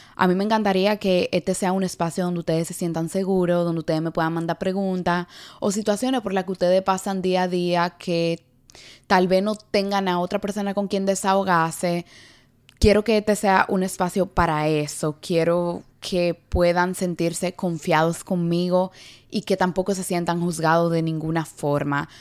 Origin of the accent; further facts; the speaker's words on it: Dominican Republic; also born or lived in New York City, United States; now in New York, United States; una neoyorquina criada en la República Dominicana y actualmente residente de la ciudad de Nueva York